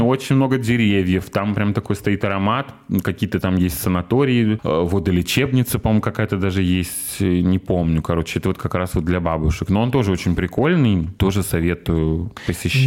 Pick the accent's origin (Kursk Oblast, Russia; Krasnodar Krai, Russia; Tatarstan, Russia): Krasnodar Krai, Russia; Sochi; now in Kazan, Russia; мы были коренные сочинки